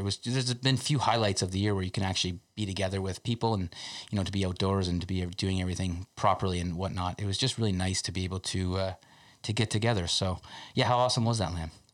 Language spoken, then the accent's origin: English; Canada's most southern town, Ontario, Canada; being from Canada's most southern town